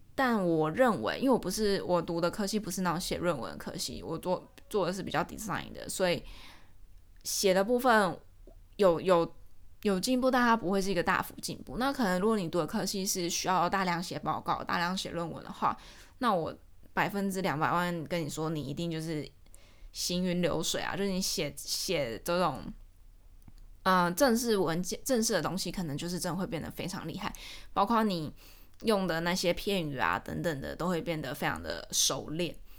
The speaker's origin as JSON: {"language": "Chinese", "country": "Taiwan", "tie": "born or raised there", "moved": "as an adult", "lives_now": "Georgia, United States", "said": "我身在台湾，我私也要在台湾"}